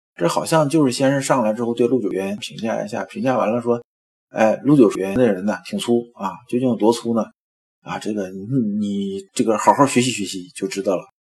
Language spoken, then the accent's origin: Chinese; China; 咱们中国人讲宇宙跟西方人讲的不一样。